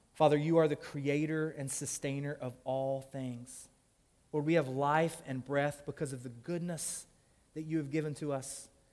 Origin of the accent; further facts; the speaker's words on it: Tennessee, United States; now in Louisville, United States; I'm originally from Tennessee. Like, I love calling that my home state.